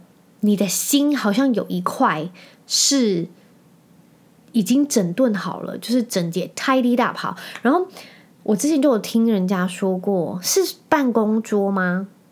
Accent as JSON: {"language": "Chinese", "region": "Penghu County", "country": "Taiwan", "said": "我是澎湖人嘛"}